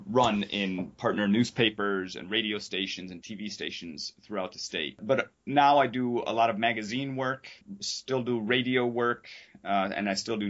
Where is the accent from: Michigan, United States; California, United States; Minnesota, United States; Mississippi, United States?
Michigan, United States; Ann Arbor; also born or lived in New York State / New England; now in Miami, United States; I grew up in Ann Arbor, Michigan.